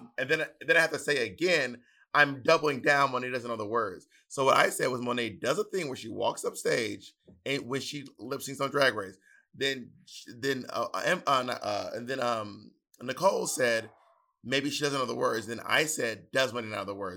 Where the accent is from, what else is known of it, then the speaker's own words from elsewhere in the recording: Southern, Southern United States, United States; accent: Southern; my Southern accent